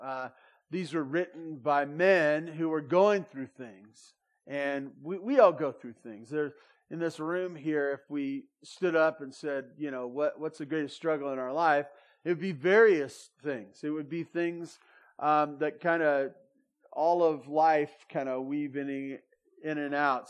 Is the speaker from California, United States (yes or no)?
yes; Santa Barbara, California, United States; now in Bear Valley, United States; I grew up in Santa Barbara